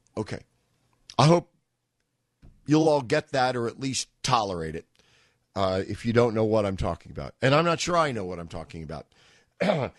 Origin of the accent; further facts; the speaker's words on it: New York, United States; I'm a New Yorker